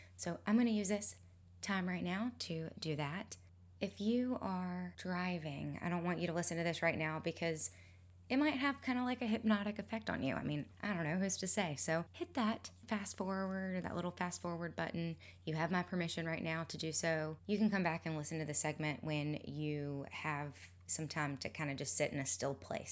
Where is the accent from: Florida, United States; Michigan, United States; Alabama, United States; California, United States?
Alabama, United States; Mobile; also born or lived in Gulf Shores, Alabama; Mobile, my hometown